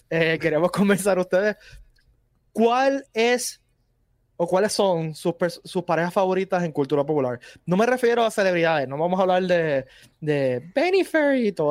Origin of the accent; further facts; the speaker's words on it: Cabo Rojo, Puerto Rico; yo, yo, que soy, de Cabo Rojo